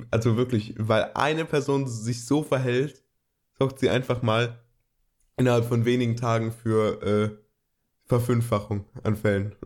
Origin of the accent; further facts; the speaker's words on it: Germany; bei uns in Deutschland